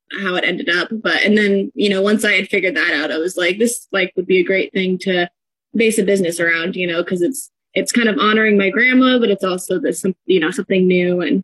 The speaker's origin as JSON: {"language": "English", "town": "Sedro-Woolley", "region": "Washington", "country": "United States", "tie": "born or raised there", "lives_now": "Bellingham, United States", "said": "We both grew up in Skagit County. I grew up in Cedar Woolley. He grew up in Burlington, so not too far."}